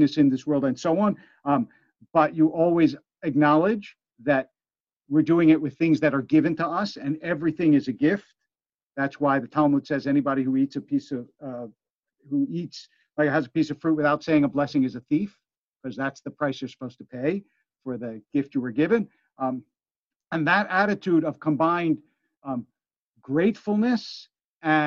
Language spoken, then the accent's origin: English; Philadelphia, Pennsylvania, United States; also born or lived in Harrisburg, Pennsylvania; Harrisburg, Pennsylvania, which is where I was born. I grew up in Philadelphia.